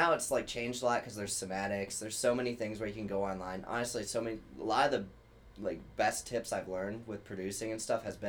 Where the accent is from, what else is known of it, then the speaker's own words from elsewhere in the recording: Dayton, Ohio, United States; moved away as an adult; now in Chicago, United States; I'm from Dayton, Ohio.